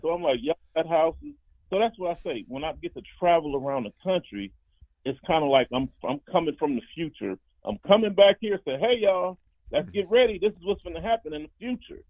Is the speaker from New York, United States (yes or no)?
no; Compton, California, United States; I grew up in Compton